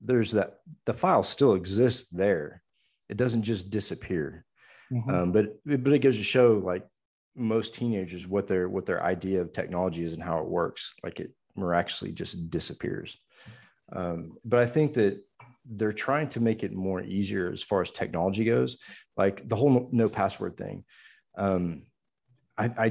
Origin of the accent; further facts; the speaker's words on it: Houston, Texas, United States; where I grew up in Houston, where, you know, it's all science and math because NASA is, you know, right in our backyard